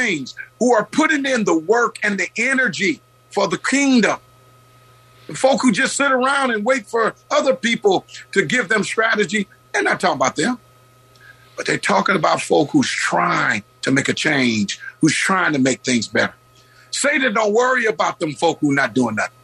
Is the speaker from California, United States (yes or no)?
yes; Oakland, California, United States; I grew up in the West Oakland area in two sets of projects, and we used to walk here